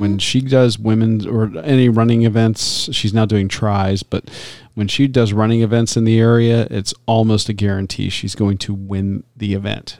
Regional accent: Tampa, Florida, United States; growing up in Tampa

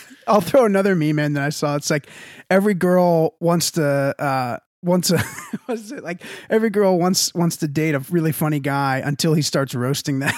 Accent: Texas, United States; I'm from Texas.

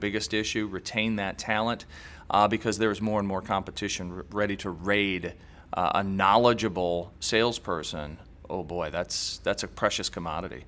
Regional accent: Indiana, United States; we're both from Indiana

